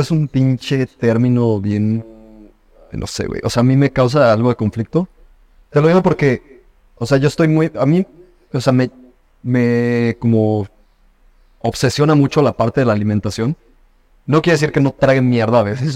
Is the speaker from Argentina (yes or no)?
no; Mexico; nosotros como mexicanos